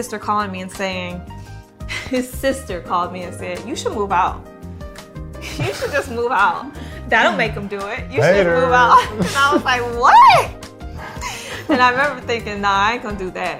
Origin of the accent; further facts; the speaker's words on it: Detroit, Michigan, United States; moved away; also born or lived in New York City; I'm from Detroit